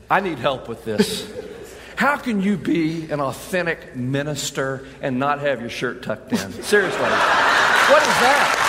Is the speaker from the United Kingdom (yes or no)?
yes; England, United Kingdom; I mean, I, we're English. We're old England.